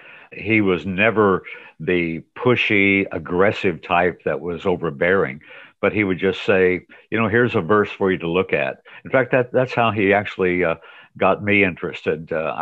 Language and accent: English; Indianapolis, Indiana, United States; moved away as an adult; also born or lived in Noblesville, Indiana; now in Beaumont, United States; I was born and raised in Indianapolis, Indiana. After I got out of the Air Force, I got a job working for the Chevrolet commercial body plant in Indy.